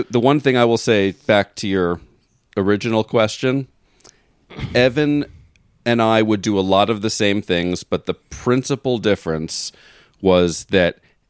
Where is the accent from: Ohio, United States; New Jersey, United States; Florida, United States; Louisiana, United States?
Florida, United States; we grew up in Florida.